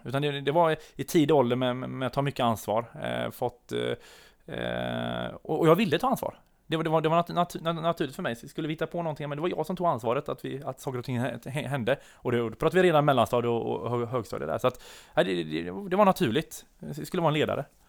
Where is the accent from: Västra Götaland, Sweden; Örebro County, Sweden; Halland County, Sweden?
Halland County, Sweden; Tvååker; moved away; jag kommer ner från Tvååker utan, utanför Varberg. Eh, där jag är född och uppvuxen